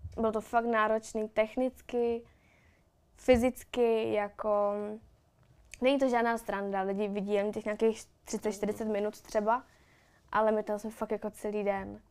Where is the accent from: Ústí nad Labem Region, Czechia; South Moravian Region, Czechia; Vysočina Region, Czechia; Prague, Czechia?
Ústí nad Labem Region, Czechia; Louny; já jsem z Loun, takže jsem měla v Lounech přítele